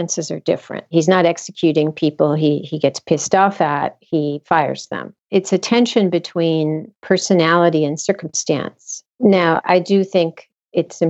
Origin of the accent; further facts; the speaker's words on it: United States; I grew up in America, but both because my parents were immigrants and had no American friends and were not assimilated